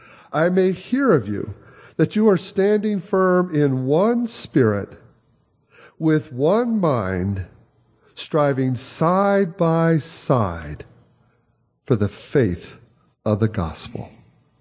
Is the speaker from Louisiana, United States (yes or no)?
no; Michigan, United States; now in Chicago, United States; We've been in Chicago now for 30-some years. I grew up in Michigan, Chicago for 30-some years.